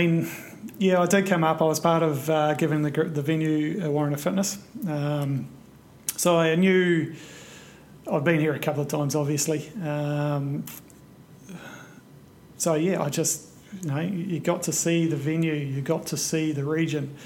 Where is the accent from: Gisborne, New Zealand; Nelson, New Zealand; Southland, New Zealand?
Nelson, New Zealand; moved away as an adult; I grew up in Nelson.